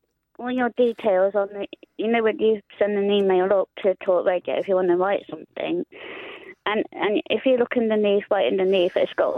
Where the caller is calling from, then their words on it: Coventry, West Midlands, United Kingdom; Hiya, Cassie. No … from Coventry.